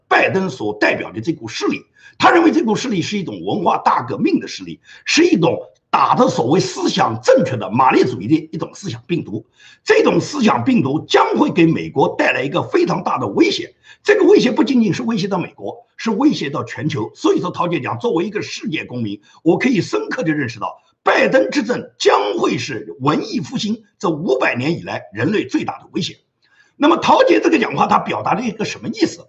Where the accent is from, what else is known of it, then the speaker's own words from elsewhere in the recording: Nanjing, Jiangsu, China; moved away; 是来自中国这个南京的这么一个家乡，啊，就是我的家乡是中国南京的